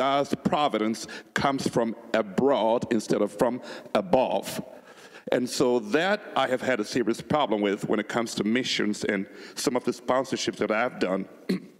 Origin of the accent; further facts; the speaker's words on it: Liberia; now in United States; I come from Liberia, where I was born